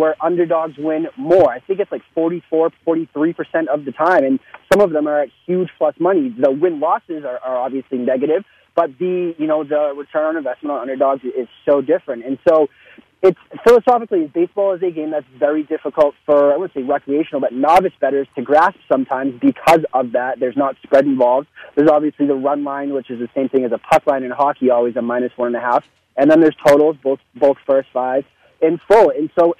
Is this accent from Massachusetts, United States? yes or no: yes; Boston, Massachusetts, United States; I grew up in Boston, which is, you know, a huge, you know, sports town